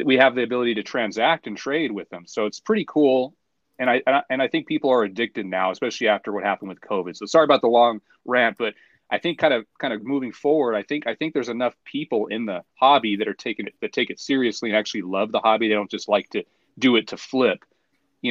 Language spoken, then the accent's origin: English; United States; I'm from America, but like my roots are like Italian.